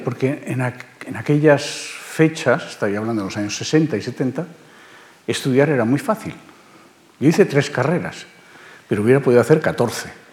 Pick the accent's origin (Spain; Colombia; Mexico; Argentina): Spain; Barcelona, Catalonia; moved away as an adult; now in Madrid, Spain; A Cataluña llegaron en el siglo XVIII. De manera que somos más catalanes que muchos catalanes que ahora creen ser catalanes. Y allí eh, se quedaron. Yo me fui. Eh, ya a los 18 años me fui de allí.